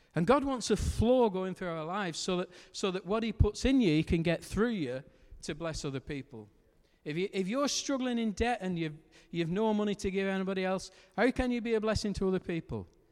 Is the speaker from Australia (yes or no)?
no; Lancashire, North West England, United Kingdom; because I'm from Lancashire. We, we don't have H's where we come from